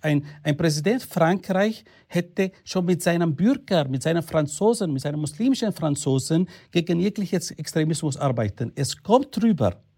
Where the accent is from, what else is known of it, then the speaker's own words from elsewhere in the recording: Austria; bei uns in Österreich